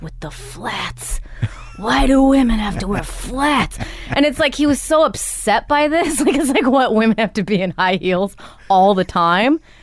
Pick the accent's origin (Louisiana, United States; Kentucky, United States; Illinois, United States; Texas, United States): Illinois, United States; Rockford; moved away; also born or lived in New York / Los Angeles; Rockford, Illinois